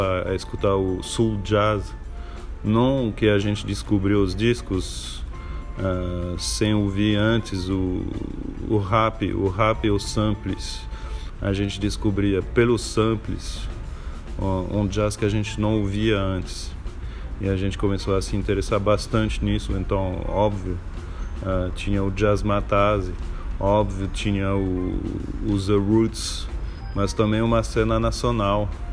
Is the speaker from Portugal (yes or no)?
no; Paris, Île-de-France, France; Portuguese is a second language; moved away; Eu venho de Paris, na França